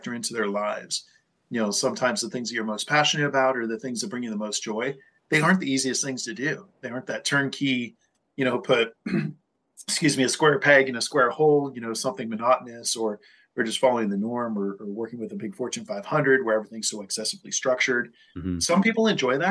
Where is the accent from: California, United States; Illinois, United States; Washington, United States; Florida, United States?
California, United States; also born or lived in Colorado; my home state in California